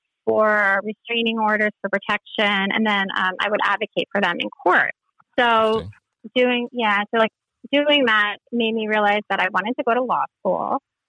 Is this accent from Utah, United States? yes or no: no; New Jersey, United States; moved away as an adult; also born or lived in Minneapolis, Minnesota; now in Philadelphia, United States; I've been in Philly for a while. But yeah, I grew up in New Jersey.